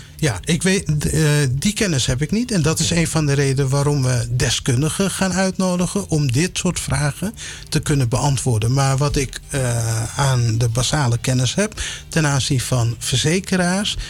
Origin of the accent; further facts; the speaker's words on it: Amsterdam, North Holland, Netherlands; also born or lived in Suriname; opgegroeid in Amsterdam